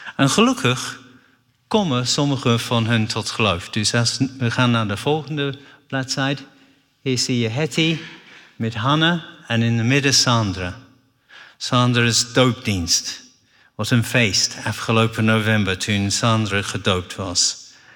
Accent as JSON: {"language": "Dutch", "region": "England", "country": "United Kingdom", "tie": "born or raised there", "second_language": "Dutch", "moved": "as an adult", "lives_now": "Netherlands", "said": "door de genade van God ben ik een Engelsman. Want ik heb niet gekozen om in Engeland geboren te zijn"}